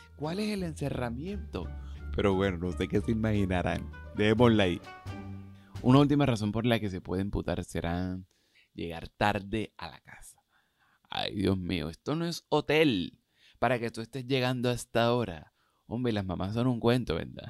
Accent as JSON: {"language": "Spanish", "town": "Cartagena", "region": "Bolívar", "country": "Colombia", "said": "Yo soy cartagenero, de Cartagena, de India, una ciudad que tiene más de 500 años"}